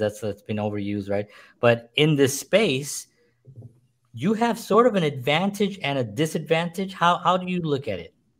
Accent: New York City, New York, United States; I grew up in the South Bronx, grew up poor

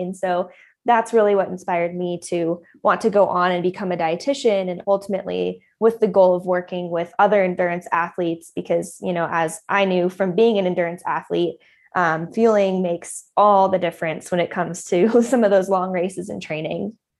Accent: Boulder, Colorado, United States; also born or lived in San Diego; I grew up in Colorado, just outside of Boulder

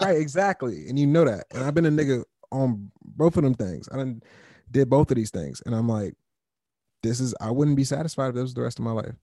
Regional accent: Fort Washington, Maryland, United States; moved away as an adult; also born or lived in Wisconsin / Madison; now in Chicago, United States; I grew up in Maryland.

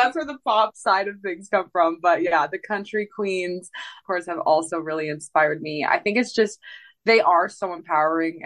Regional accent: Canada; moved away; also born or lived in Edmonton; I got to go back and play a festival in my hometown for Canada Day

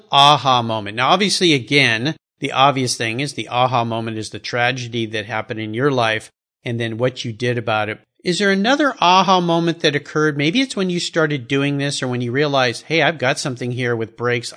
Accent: San Diego, California, United States; Yeah, I grew up in Southern California.

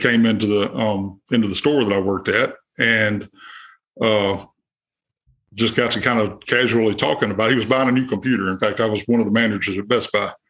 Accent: Monroe, Louisiana, United States; I'm from Monroe, Louisiana, kind of in the northeast part of the state.

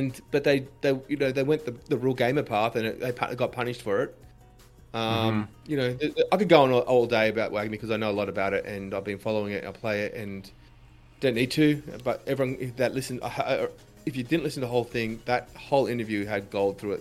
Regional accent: Australia; as an Australian

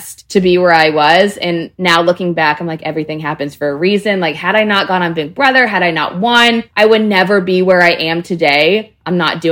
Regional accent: Texas, United States; I was from Texas

